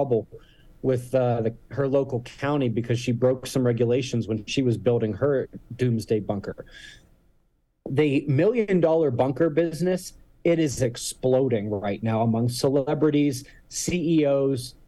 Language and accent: English; Pittsburgh, Pennsylvania, United States; now in Colorado, United States; I'm from Pittsburgh.